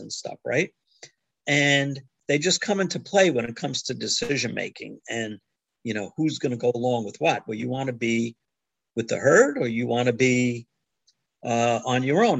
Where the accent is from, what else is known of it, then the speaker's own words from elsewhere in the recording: New York, United States; I was born in New York